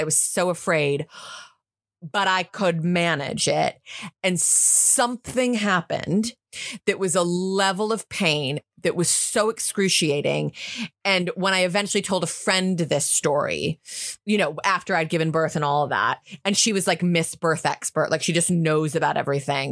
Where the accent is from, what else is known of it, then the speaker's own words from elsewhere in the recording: United States; now in United Kingdom; I'm American